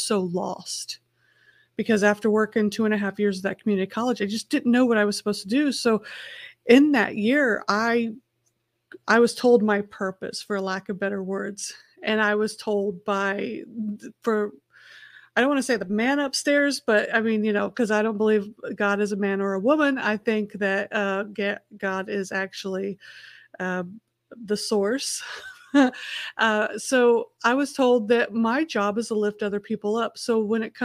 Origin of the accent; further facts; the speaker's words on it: Festus, Missouri, United States; also born or lived in Indianapolis, Indiana; I grew up half in Festus, Missouri on a dirt gravel road and half in Indianapolis, Indiana in a concrete city